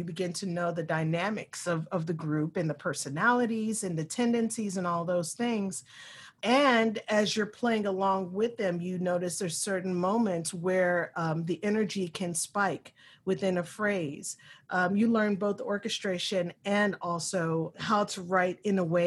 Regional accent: Louisville, Kentucky, United States; I was raised in the West End of Louisville, Kentucky

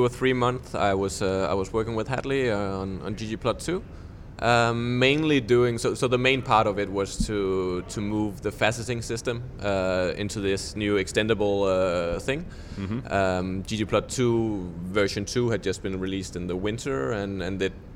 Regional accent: Denmark; I'm from Denmark

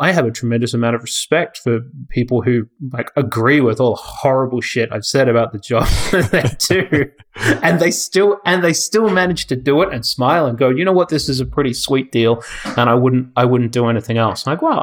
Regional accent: Australia; born or raised there; moved away as an adult

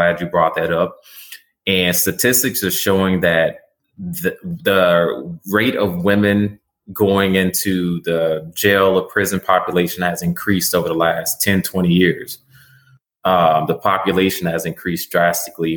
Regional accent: Terrell, Texas, United States; Where I grew up at in Terrell, Texas

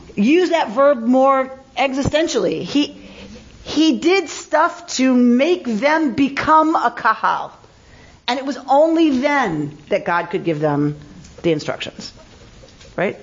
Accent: United States; I am truly American

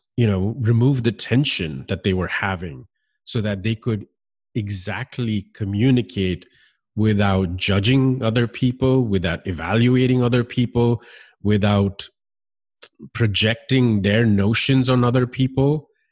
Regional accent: United States; also born or lived in Miami; growing up in this country

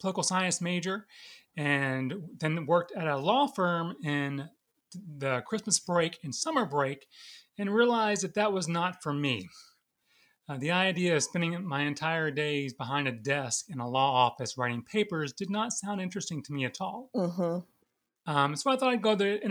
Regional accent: Jacksonville, Florida, United States; also born or lived in Sewanee, Tennessee; now in Richmond, United States; I'm originally from Jacksonville, Florida, and I was active in the church growing up

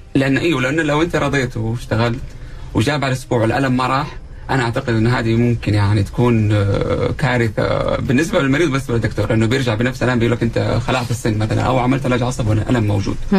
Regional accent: Saudi Arabia; also born or lived in Jeddah; احنا عندنا في السعوديه

